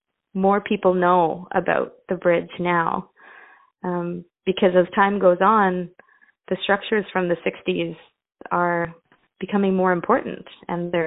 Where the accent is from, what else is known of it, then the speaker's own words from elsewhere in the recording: Newfoundland and Labrador, Canada; I'm originally from Newfoundland